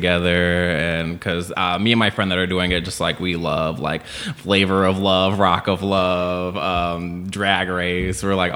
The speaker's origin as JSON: {"language": "English", "area": "outside of Chicago", "region": "Illinois", "country": "United States", "tie": "born or raised there", "also_born_or_lived": "Long Beach, California", "moved": "as an adult", "lives_now": "Los Angeles, United States", "said": "I was born in Long Beach, and then my family moved to Illinois. So they moved outside of Chicago."}